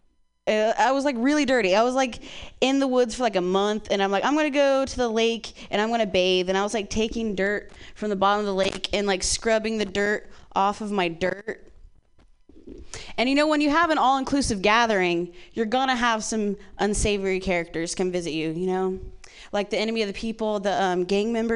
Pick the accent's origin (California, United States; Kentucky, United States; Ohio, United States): Ohio, United States; moved away; I grew up in Ohio